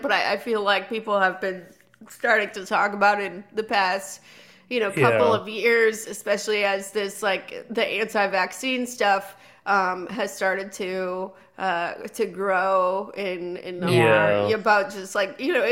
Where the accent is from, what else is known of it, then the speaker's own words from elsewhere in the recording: California, United States; I'm from California